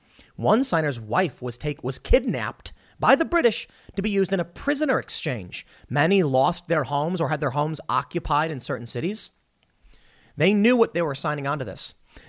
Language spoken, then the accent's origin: English; Chicago, Illinois, United States; moved away; also born or lived in New York; I grew up in Chicago.